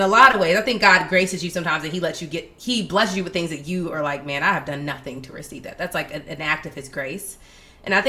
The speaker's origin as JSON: {"language": "English", "town": "Atlanta", "region": "Georgia", "country": "United States", "moved": "yes", "lives_now": "Washington, D.C., United States", "said": "We're both from Atlanta"}